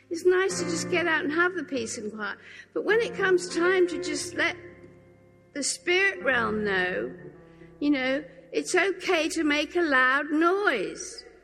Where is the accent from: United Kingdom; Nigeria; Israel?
United Kingdom; England; And I said, Well, you know, I am English and I do kind of live in England.